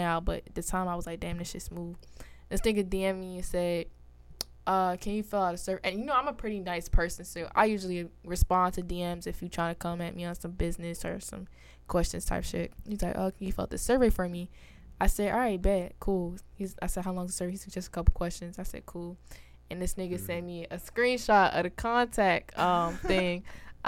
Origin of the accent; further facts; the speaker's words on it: New York, United States; I'm from New York